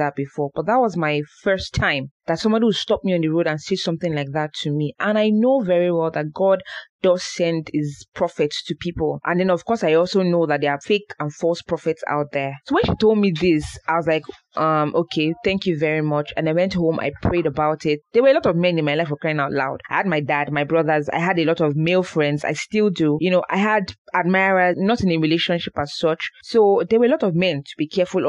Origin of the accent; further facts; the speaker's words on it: Oyo, Nigeria; we are from Oyo